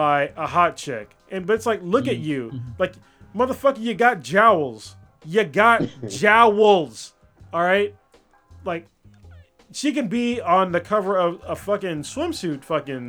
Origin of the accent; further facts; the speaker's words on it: United States; as an American